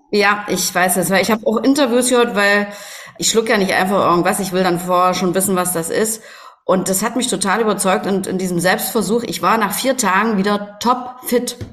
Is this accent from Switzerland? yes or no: no; East Germany, Germany; ich bin ja in der DDR groß geworden und ähm, bin ja hier auch im Osten tätig